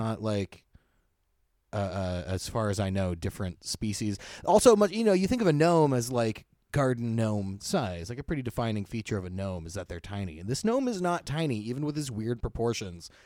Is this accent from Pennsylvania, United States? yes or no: no; Hollister, California, United States; right next to Hollister, where I grew up.